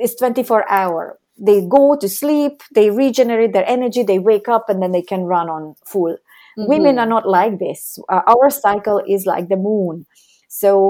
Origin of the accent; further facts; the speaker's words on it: Hungary; I was born in Hungary, and when I was 17, that's when the Cold War was ending